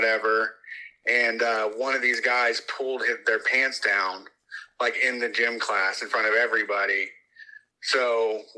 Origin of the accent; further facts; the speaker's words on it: Columbus, Ohio, United States; also born or lived in Reynoldsburg, Ohio; I was born in Columbus, Ohio, lived in what's called, like, North Linden neighborhood